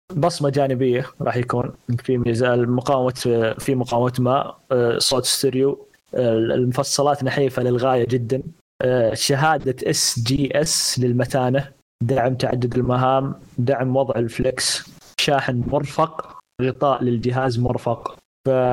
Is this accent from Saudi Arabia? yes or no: yes; Saudi Arabia; عندنا في السعوديه